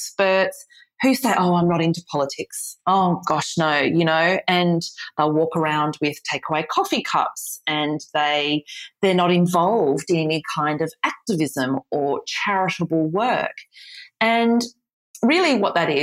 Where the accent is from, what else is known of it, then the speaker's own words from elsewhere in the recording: Australia; the Australian Australian here